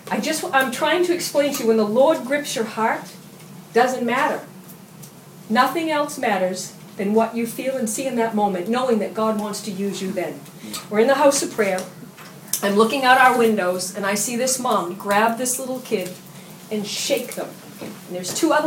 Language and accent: English; United States; I'm an American